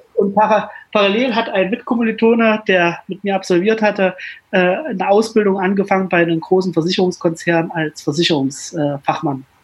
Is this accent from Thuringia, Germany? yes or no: yes; Jena, Thuringia, Germany; in meiner alten Heimatstadt, in Jena, wo ich auch heute lebe